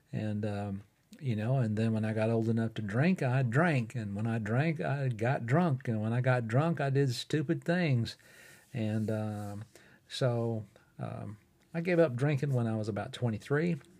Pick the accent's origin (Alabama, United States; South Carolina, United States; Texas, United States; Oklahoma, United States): Alabama, United States; Fort Payne; recording right here in my hometown of Fort Payne, Alabama, in the United States